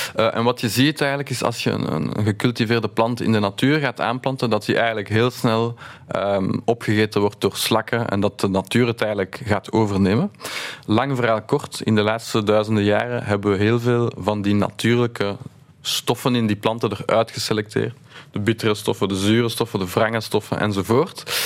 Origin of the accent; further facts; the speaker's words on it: Brussels, Brussels-Capital Region, Belgium; wij zijn opgegroeid in Laken